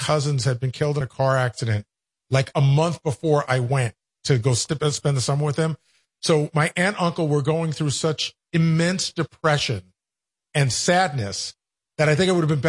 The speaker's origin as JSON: {"language": "English", "town": "Long Island", "region": "New York", "country": "United States", "tie": "born or raised there", "said": "I grew up on Long Island and all our relatives lived in Brooklyn."}